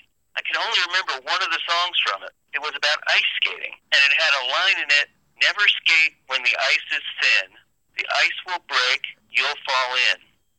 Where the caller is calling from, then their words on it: Traverse City, Michigan, United States; I'm calling from Traverse City, Michigan.